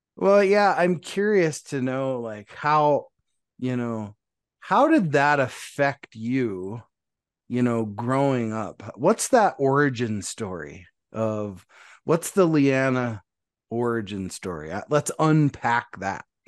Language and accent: English; Montana, United States; moved away; all the way from Montana, my home state